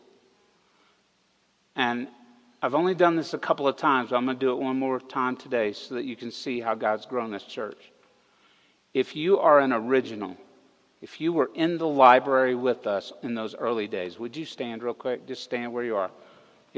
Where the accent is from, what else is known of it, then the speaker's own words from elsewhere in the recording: the South, United States; moved away; we're all from the South. Everybody that came here to start this church, we're all Southerners